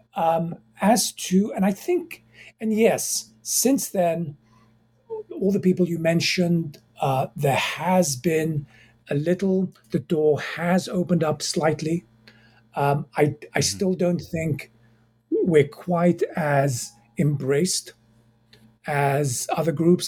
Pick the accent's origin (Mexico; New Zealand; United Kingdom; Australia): United Kingdom; England; moved away as an adult; also born or lived in Egypt / Cairo, Egypt; now in United States; I was born in Egypt, raised in England